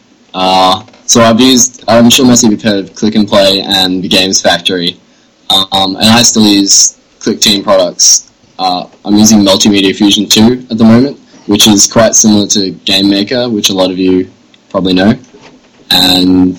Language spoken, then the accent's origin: English; Melbourne, Victoria, Australia; I'm 21 and I'm from Melbourne, Australia.